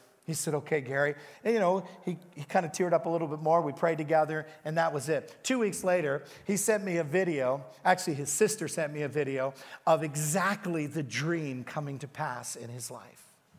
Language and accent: English; Canada; He goes, who are you? And I go, I'm a pastor from Canada.